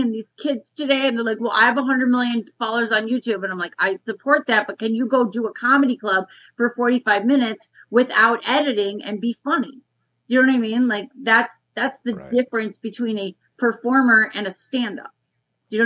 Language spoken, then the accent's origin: English; Detroit, Michigan, United States; moved away as an adult; also born or lived in New York / Los Angeles; I was raised in Detroit, Michigan